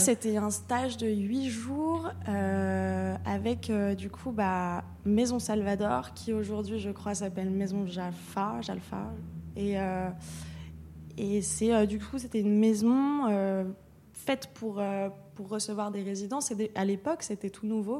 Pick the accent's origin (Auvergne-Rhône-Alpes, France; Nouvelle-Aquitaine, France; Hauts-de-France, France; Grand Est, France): Auvergne-Rhône-Alpes, France; Lyon; moved away as an adult; also born or lived in Paris; now in Marseille, France; Moi je viens de Lyon et, je suis partie, je suis partie à Paris quand j'avais 18 ans.